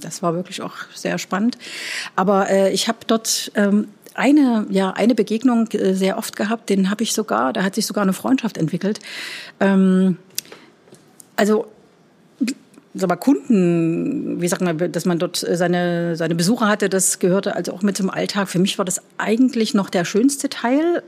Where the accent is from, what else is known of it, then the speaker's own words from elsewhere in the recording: East Germany, Germany; moved away as an adult; also born or lived in Leipzig / Siena / Antwerp / Brussels; Als echter Ossi